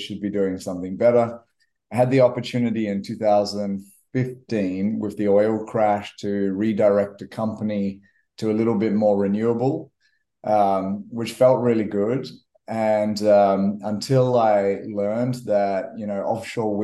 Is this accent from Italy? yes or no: no; Western Australia, Australia; also born or lived in Kenya; I grew up in Western Australia